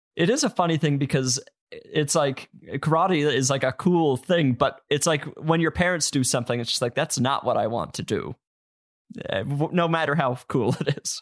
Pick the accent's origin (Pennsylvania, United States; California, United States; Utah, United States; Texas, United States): Utah, United States; growing up in Utah